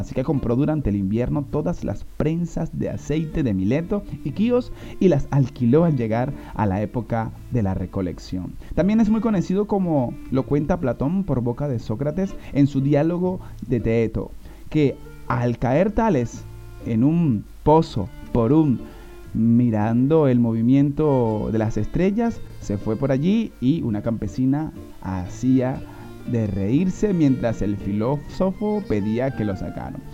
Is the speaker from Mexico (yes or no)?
no; Venezuela; moved away